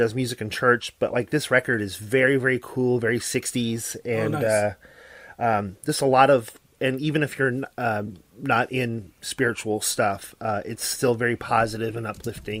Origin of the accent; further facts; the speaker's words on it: Chicago, Illinois, United States; I'm from Chicago, so I'm not just trying to flex on my city's scene.